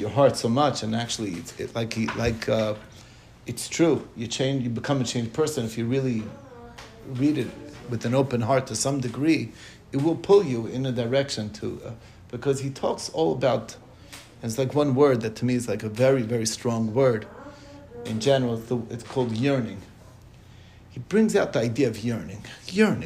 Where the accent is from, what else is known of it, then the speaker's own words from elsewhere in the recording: Monsey, New York, United States; where I grew up in Muncie